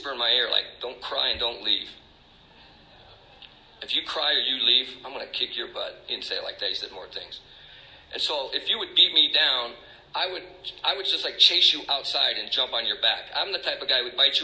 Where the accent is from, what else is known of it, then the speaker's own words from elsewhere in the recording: Stockton, California, United States; moved away as an adult; also born or lived in Tucson, Arizona; now in Maine, United States; So I grew up in California. I grew up in a town called Stockton